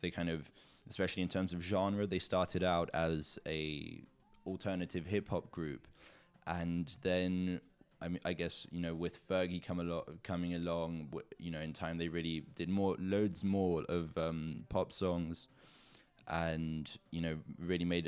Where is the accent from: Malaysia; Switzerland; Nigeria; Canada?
Switzerland; Zug; also born or lived in south of France; my hometown, Zug in Switzerland